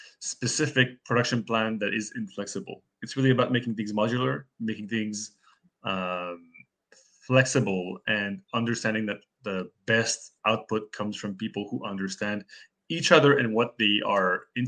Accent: Canada; we're Canadian. We don't even have it up here, unfortunately.

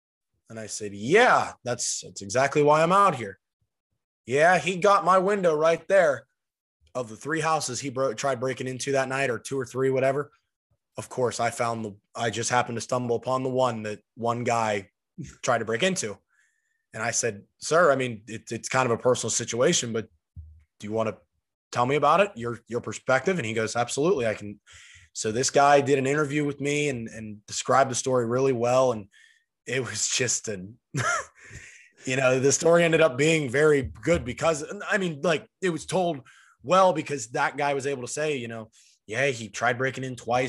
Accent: Steubenville, Ohio, United States; I'm only an hour and a half from where I grew up now in Steubenville, and I'm still only 40 minutes from Pittsburgh, and that's like my hometown city or whatever.

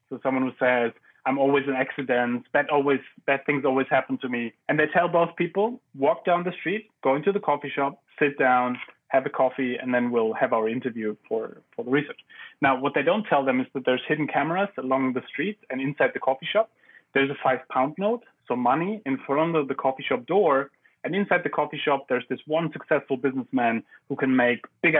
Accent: Germany; English is a second language; In Germany.

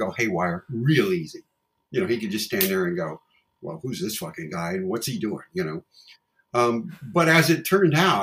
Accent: Los Angeles, California, United States; moved away as an adult; now in Texas, United States; I grew up in LA. I was born and raised in Los Angeles

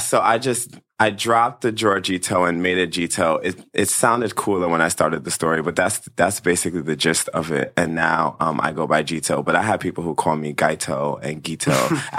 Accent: New York City, New York, United States; Born and raised in Brooklyn, New York.

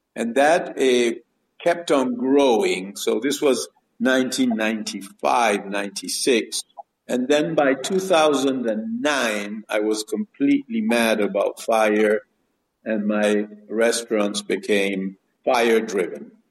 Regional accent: Bariloche, Río Negro, Argentina; also born or lived in Buenos Aires, Argentina / Chicago, United States / Mendoza, Argentina; Yes, I grew up in Bariloche. I was born in Buenos Aires, then lived for some years in Chicago in America, and and then came to Patagonia when I was about uh, seven years old, and and I was sort of raised there.

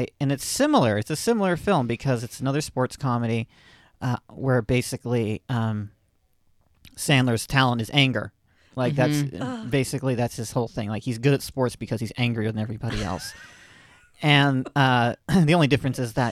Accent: Florida, United States; I'm from Florida

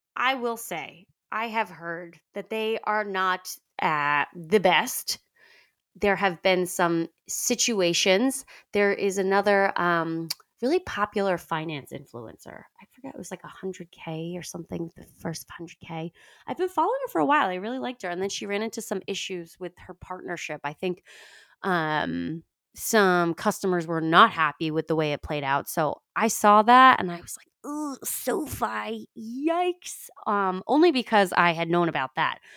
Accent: New York, United States; I'm from New York.

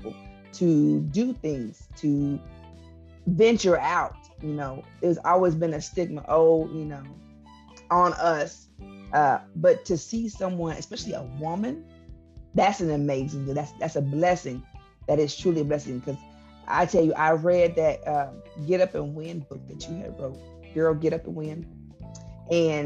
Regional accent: Enid, Oklahoma, United States; now in Ponca City, United States; I am originally from Enid, Oklahoma

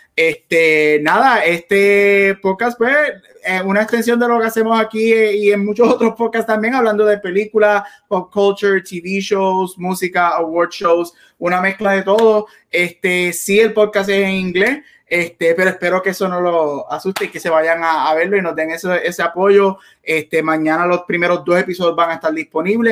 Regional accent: Puerto Rico; como buen boricua

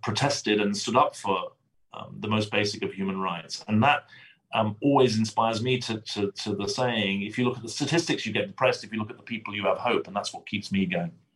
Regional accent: United Kingdom; accent: British; now in United States; I am a British citizen. Um, my, my, accent is from Britain, not from Brooklyn

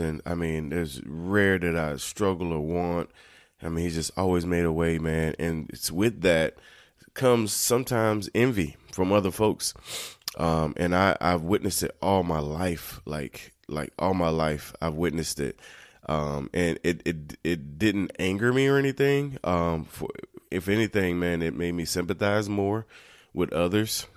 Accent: North Carolina, United States; I grew up in North Carolina

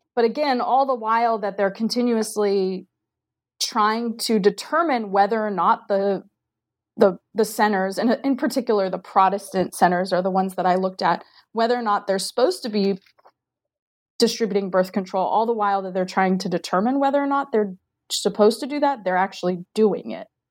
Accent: Diamond Bar, California, United States; moved away as an adult; also born or lived in Maryland / Central Virginia; now in Virginia, United States; am from Diamond Bar, California, which is a suburb of Los Angeles

